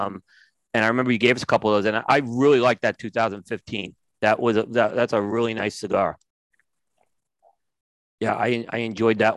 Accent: New York, United States; growing up in New York

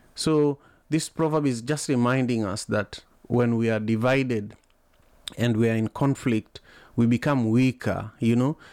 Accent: Kisumu, Kisumu County, Kenya; now in Seattle, United States; I'm here in Seattle, Washington, but I'm originally from Kisumu, Kenya

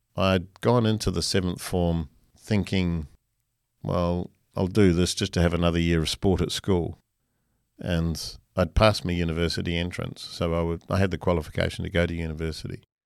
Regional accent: New Zealand; moved away as an adult; now in Australia; I'm a Kiwi by birth, and I owe a lot to New Zealand. That was where I was educated

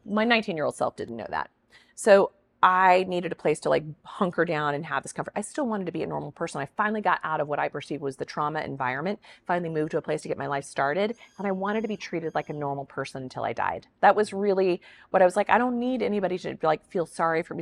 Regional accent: Kansas, United States; I'm a girl from Kansas.

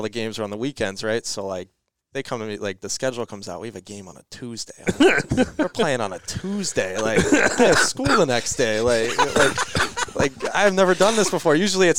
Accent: Arkansas, United States; also born or lived in New Jersey; now in Minnesota, United States; So I was born in New Jersey. So, and then when I was about 2 or 3, moved to Arkansas.

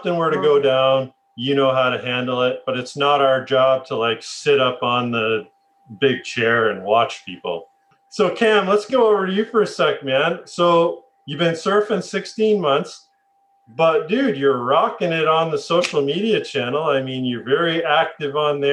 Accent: Canada; I'm from Canada

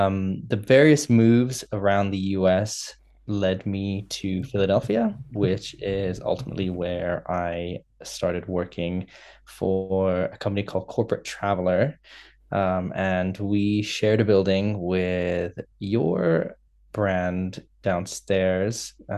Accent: Indonesia; moved away; also born or lived in United Kingdom / China / United States; But I'm originally from Indonesia. I moved to the UK, to China, to the US.

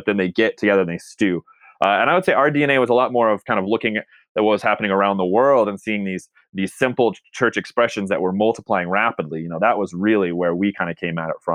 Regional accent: Texas, United States; moved away; I'm originally from Texas

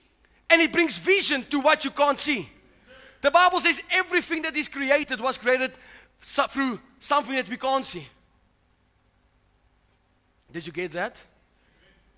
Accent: South Africa; now in United States; I'm actually from South Africa.

